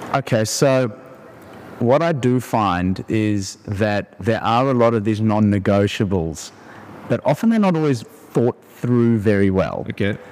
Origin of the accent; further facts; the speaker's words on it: South Africa; moved away as an adult; also born or lived in Australia; I grew up in South Africa. I moved overseas to Australia